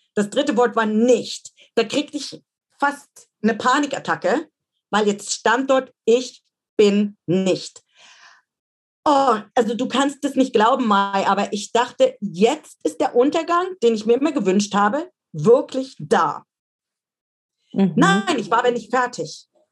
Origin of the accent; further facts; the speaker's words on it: Dresden, Saxony, Germany; moved away; meine Heimatstadt Dresden